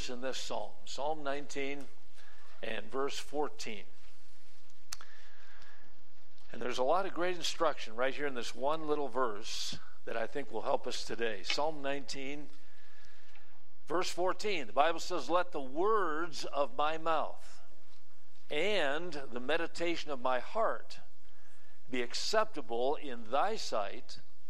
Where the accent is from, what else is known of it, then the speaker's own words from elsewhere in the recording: Wisconsin, United States; When I was a teenager growing up in Wisconsin